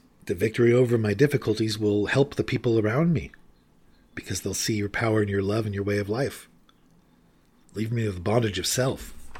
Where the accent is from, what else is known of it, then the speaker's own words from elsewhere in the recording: California, United States; I used to be a big surfer when I was a beautiful woman growing up in Southern California and had long, flowing blonde hair.